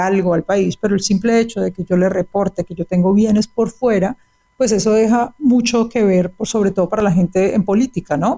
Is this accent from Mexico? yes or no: no; Colombia; yo soy colombiana